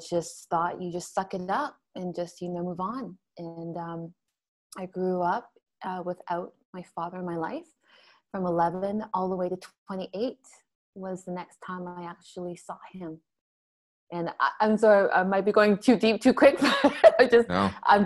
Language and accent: English; Toronto, Ontario, Canada; also born or lived in Montreal; We were raised here in Canada. And grew up in, suburbia, Toronto, Ontario, because we moved from Montreal to Toronto